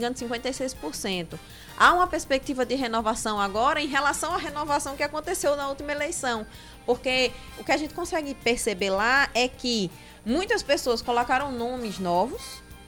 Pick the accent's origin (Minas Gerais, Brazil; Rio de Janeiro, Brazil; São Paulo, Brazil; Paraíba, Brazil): Paraíba, Brazil; Sapé; now in Brasília, Brazil; Eu sou conterrânea de Oscar, sou de Sapé.